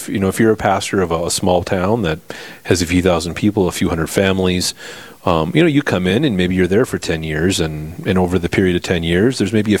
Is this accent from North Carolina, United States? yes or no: no; Bismarck, North Dakota, United States; now in Watford City, United States; I grew up in Bismarck. I was in Bismarck. I was at the cathedral for 2 years.